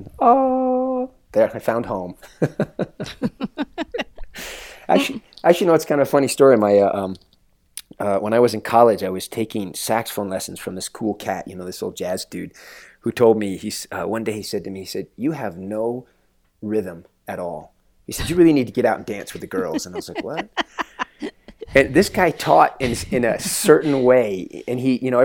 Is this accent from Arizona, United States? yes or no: yes; Phoenix, Arizona, United States; now in Flagstaff, United States; I grew up in Phoenix, Arizona